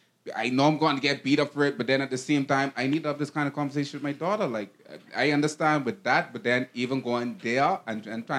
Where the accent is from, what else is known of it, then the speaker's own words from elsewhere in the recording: Bahamas; I'm from the Caribbean, from the Bahamas